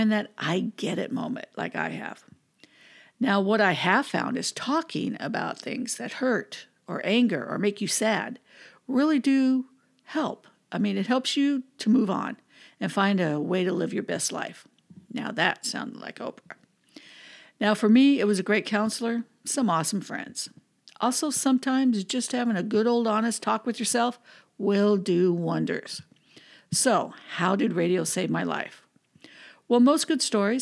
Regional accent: Southern California, United States; also born or lived in Cincinnati; I was born and raised here in Southern California, but in 95, I moved to Cincinnati

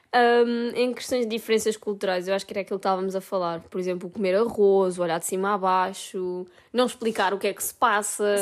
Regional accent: Portugal; moved away as an adult; now in Italy; para nós que somos portugueses

